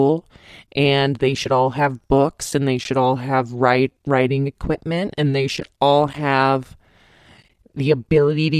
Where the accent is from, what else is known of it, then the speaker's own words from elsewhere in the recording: Montrose, California, United States; now in Rancho Cucamonga, United States; I grew up in Montrose and, you know, of course it's in Southern California